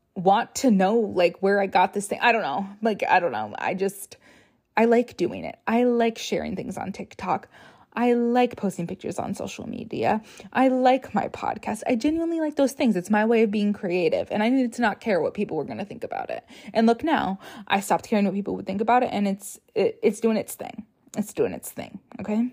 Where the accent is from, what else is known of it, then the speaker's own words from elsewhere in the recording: Rochester, Minnesota, United States; moved away as an adult; now in Minneapolis, United States; I'm from Rochester, which is an hour and a half away from the Twin Cities